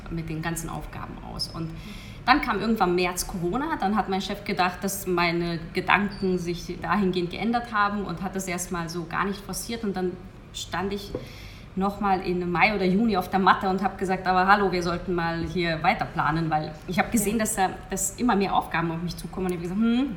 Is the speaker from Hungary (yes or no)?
yes; Hungary; moved away as an adult; ich bin gebürtige Ungarin